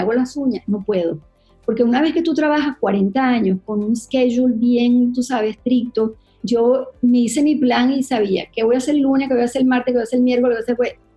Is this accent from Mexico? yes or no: no; Venezuela; moved away as an adult; also born or lived in Connecticut / New York; somos los venezolanos